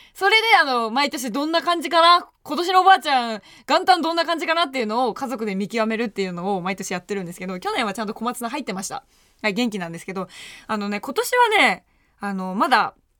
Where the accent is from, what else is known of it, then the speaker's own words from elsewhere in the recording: Tokyo, Japan; 下町出身です。もう本当に暖かい地域で育っています